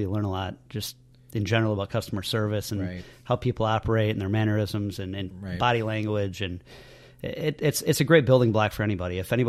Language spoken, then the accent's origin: English; Cheboygan, Michigan, United States; I'm from Sheboygan.